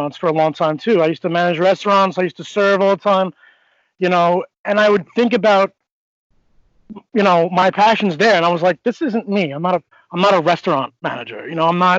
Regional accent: Northport, New York, United States; I come from Northport, New York. I was an athlete my whole life

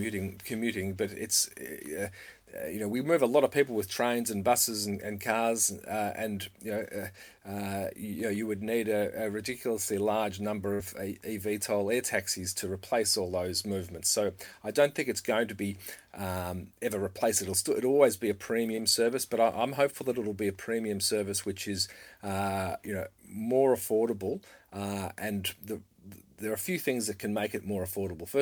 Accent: Victoria, Australia; in my home state, we have, you know, 350 fatalities a year in Victoria, Australia

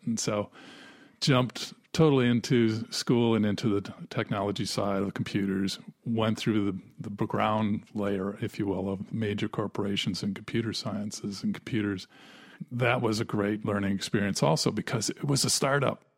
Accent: Wisconsin, United States; I was from Wisconsin, and we both grew up in tremendously free environments

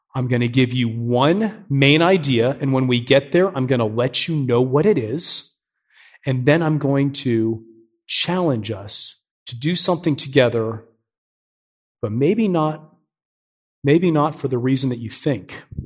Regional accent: New Port Richey, Florida, United States; moved away as an adult; also born or lived in Miami, Florida; now in Nashville, United States; I'm a Florida guy. I grew up in Newport Richey. It's this small town just north of Tampa

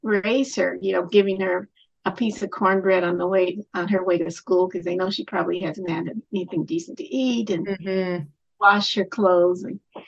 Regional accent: Colorado, United States; I grew up in Colorado

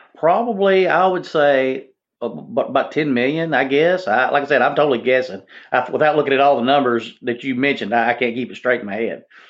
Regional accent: Jonesboro, United States; now in Tennessee, United States; in Jonesboro, that got blown away in my hometown

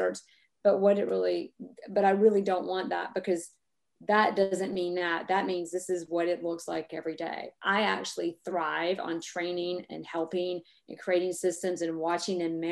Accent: the South, United States; We're from the South

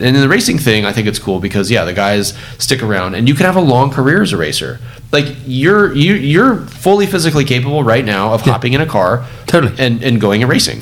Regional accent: Orange County, California, United States; I grew up in Orange County

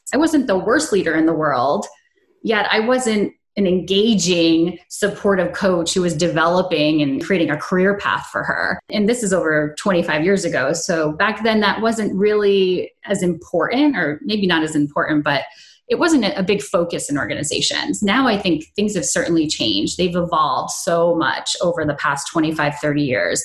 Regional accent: upstate New York, United States; moved away as an adult; also born or lived in Maryland; I had moved from my hometown of upstate New York to Maryland

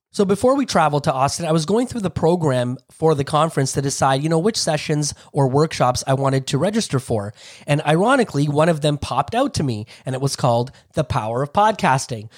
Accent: Toronto, Ontario, Canada; I grew up in Toronto, Ontario

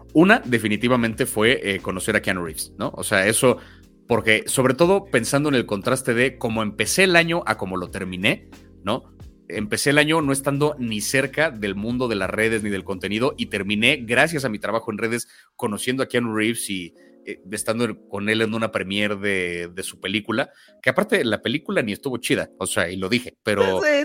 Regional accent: Mexico City, Mexico; 50% español, 50% mexicano, 100% chilango. Yo sí, antes que otra cosa, me identifico como alguien de la CDMX

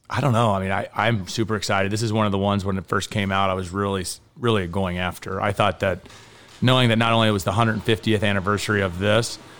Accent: Kentucky, United States; I am from Kentucky

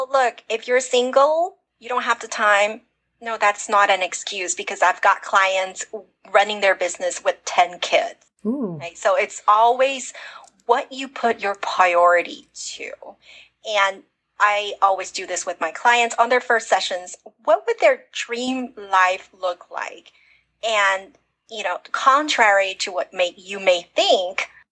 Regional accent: United States; I wasn't born in America. Even though I grew up in America

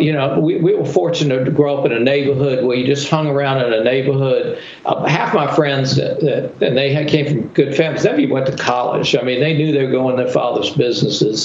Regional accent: Charleston, South Carolina, United States; also born or lived in New York City; I was born in New York City. My parents bought uh, uh, uh was were recruited here to Charleston, um, and uh, when I was nine months old

